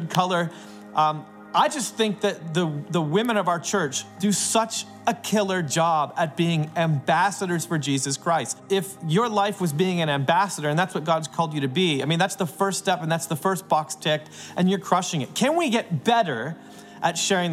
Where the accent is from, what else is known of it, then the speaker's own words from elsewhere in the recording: Canada; I'm a Canadian